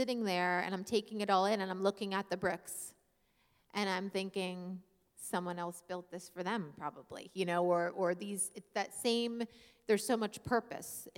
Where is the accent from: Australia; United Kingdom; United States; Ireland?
United States; I'm from America